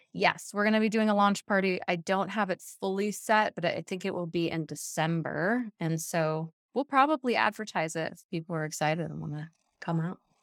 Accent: Hawaii, United States; now in Colorado, United States; most of my favorite activities are water sports because I grew up in Hawaii

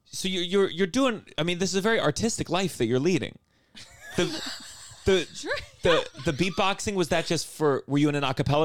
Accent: Potomac, Maryland, United States; Potomac, Maryland.

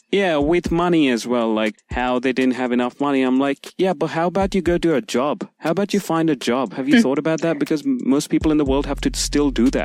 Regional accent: India; moved away; also born or lived in United States; I guess I come from India.

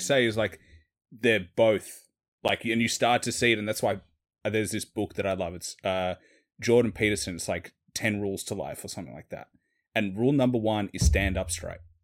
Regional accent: Australia; accent: city Australian; I'm Australian

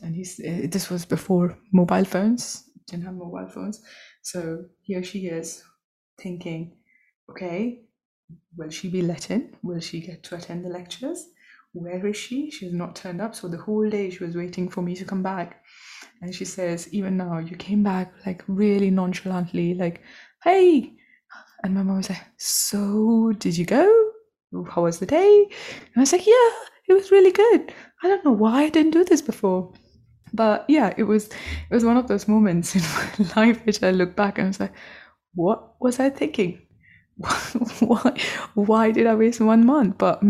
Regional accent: India; which was quite an incredible thing for a little girl growing up in India in a suburb.

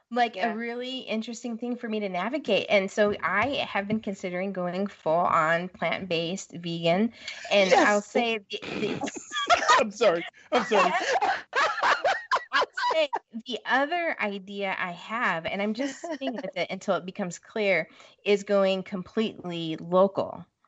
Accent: West Coast, United States; moved away as an adult; now in Midwest, United States; I'm from the West Coast. You know, that's home

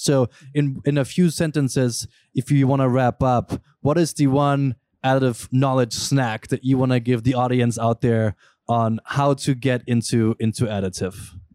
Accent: Germany; moved away; I grew up in Germany

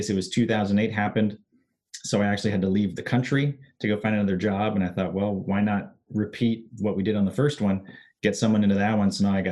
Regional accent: Hawaii, United States; growing up in Hawaii

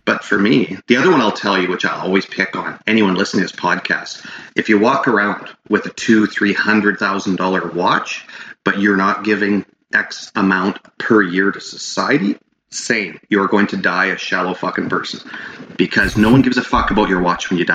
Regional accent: Prince George, British Columbia, Canada; the Prince George Hospital, which is kind of like my hometown

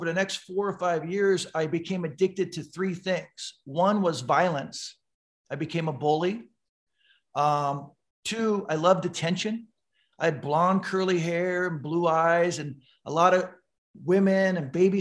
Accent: San Diego, California, United States; I grew up in San Diego, which is right next to a little town known as Tijuana.

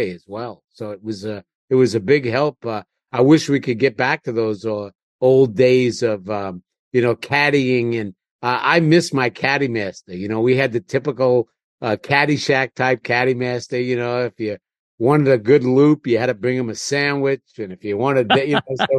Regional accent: New York City, New York, United States; I grew up in Queens, maybe 10 miles at the most, probably not even that far from Times Square in the city

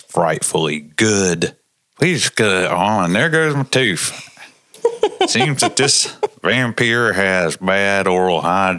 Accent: Transylvania, Pennsylvania, United States; Because I'm from Transylvania, Pennsylvania.

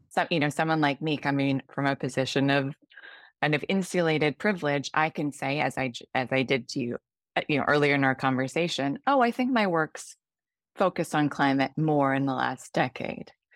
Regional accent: California, United States; moved away as an adult; also born or lived in United Kingdom; now in Singapore; I grew up in the United States, in California, then worked for a large chunk of my career in the U K, and am now in Singapore

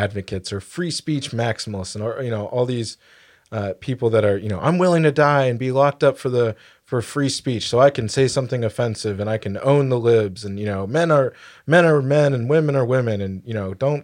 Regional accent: United States; I'm proud to be an American

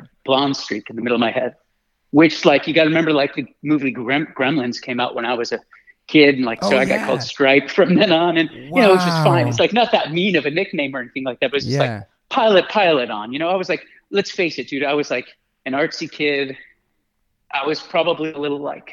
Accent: West Hartford, Connecticut, United States; moved away; I grew up in like West Hartford. Well, I went to school in West Hartford. I kind of grew up in different places around Connecticut.

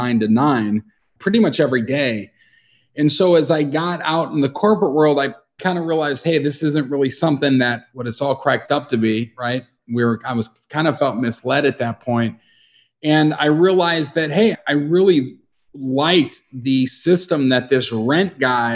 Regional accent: Chicago, Illinois, United States; I grew up in Chicago

